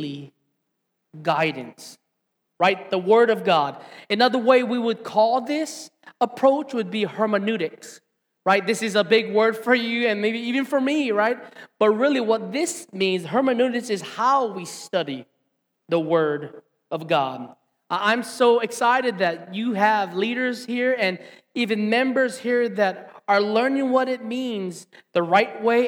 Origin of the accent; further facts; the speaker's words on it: Hilo, Hawaii, United States; I grew up right here in Hilo Town